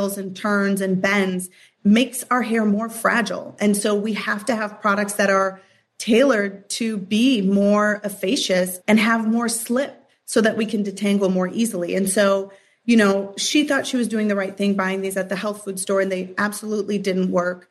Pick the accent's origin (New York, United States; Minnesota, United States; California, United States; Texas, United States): Minnesota, United States; Minneapolis; I grew up in Minneapolis, Minnesota